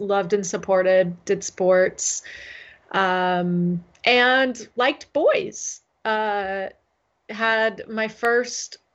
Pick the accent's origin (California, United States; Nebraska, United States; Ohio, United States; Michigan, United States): California, United States; San Diego; moved away; also born or lived in Seattle; in a covenant church in my neighborhood growing up in San Diego